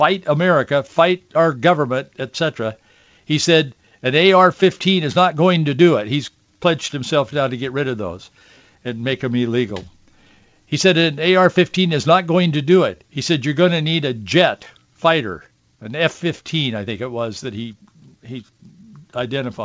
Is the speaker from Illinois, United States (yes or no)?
no; Yakima, Washington, United States; I was born in Yakima and grew up in the Yakima Valley on an orchard.